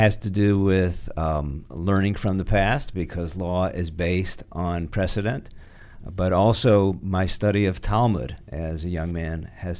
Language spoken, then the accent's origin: English; Detroit, Michigan, United States; also born or lived in Brooklyn, New York; now in Washington, D.C., United States; Born in Detroit, my folks divorced when I was three, moved back to Brooklyn, where my mother was from. Then my mother remarried another gentleman from Detroit, so we moved back to Detroit when I was about nine.